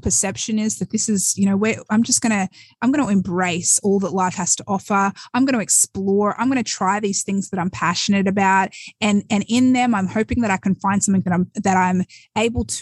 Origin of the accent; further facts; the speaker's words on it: Australia; moved away as an adult; now in United States; I was born and raised in Australia